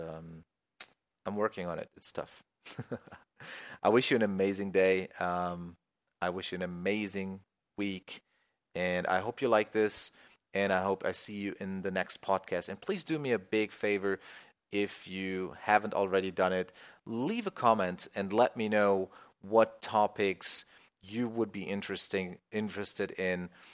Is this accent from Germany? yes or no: yes; Germany; I'm from Germany